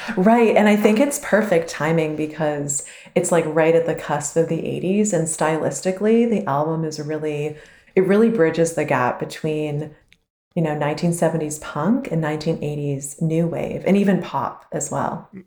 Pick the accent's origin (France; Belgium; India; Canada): Canada; as a Canadian